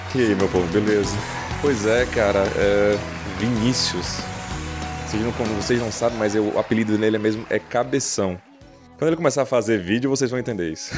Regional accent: Recife, Pernambuco, Brazil; moved away as an adult; now in United States; principalmente morando em Recife, eu sou pernambucano nato

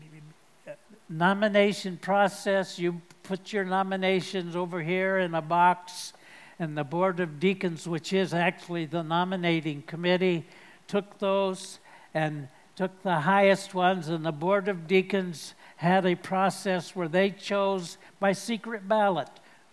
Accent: United States; I'm speaking as an American

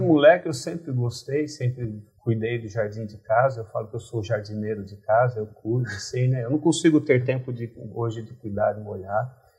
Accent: Tupã, São Paulo, Brazil; moved away; nasci em Tupã, uma cidade pequena no interior do estado de São Paulo

